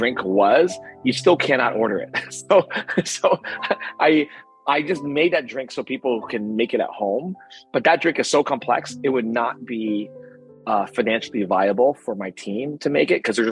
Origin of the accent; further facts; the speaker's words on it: New Jersey, United States; also born or lived in Berkeley; I grew up in New Jersey.